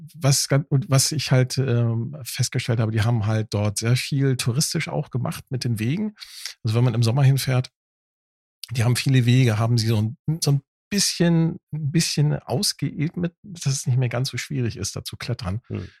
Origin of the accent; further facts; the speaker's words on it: Northern Germany, Germany; also born or lived in Hamburg; als Norddeutscher, ne, äh, als Plattländler